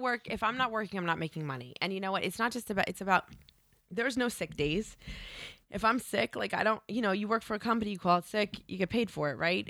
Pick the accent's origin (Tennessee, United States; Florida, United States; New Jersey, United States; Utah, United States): New Jersey, United States; moved away as an adult; I grew up in Jersey